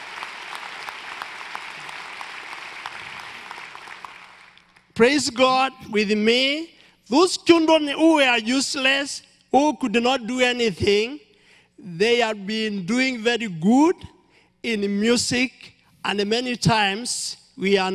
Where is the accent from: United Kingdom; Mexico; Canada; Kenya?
Kenya; Nairobi; I come from Nairobi